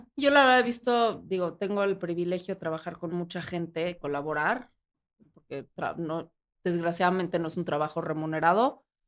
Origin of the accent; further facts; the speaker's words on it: Mexico; como mexicanos